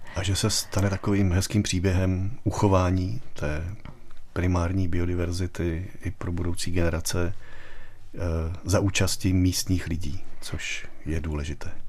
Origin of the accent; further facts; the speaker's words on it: Czechia; my jako Češi jsme takový turistický národ